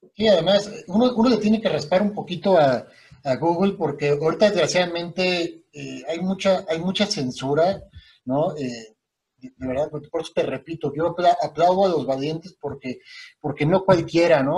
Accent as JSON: {"language": "Spanish", "region": "Querétaro", "country": "Mexico", "tie": "born or raised there", "also_born_or_lived": "Mexico City", "said": "yo llegué de México a vivir a Querétaro"}